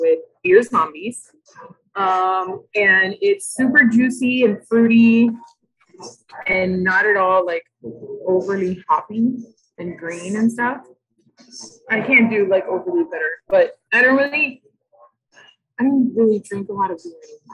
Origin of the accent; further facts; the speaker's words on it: Miami, Florida, United States; also born or lived in New York; I was born and raised in Miami to Latino parents